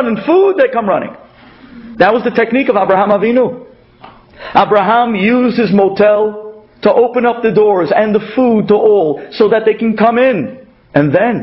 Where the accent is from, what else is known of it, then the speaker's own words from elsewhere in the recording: New York City, New York, United States; accent: Brooklyn; they made fun of me with my Brooklyn accent